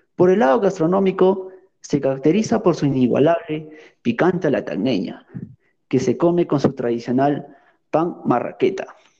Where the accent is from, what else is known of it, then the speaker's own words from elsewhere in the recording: Tacna, Peru; mi ciudad de origen